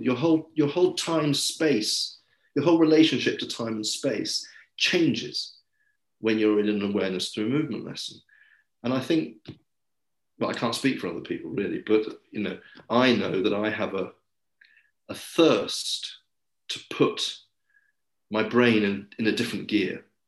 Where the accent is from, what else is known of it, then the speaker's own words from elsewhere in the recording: England, United Kingdom; also born or lived in Paris / London; I am English, um, and I've always lived in the UK.